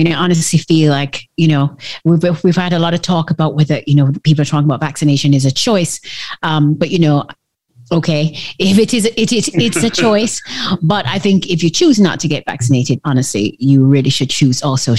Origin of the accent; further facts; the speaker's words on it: Miami, Florida, United States; my hometown, Miami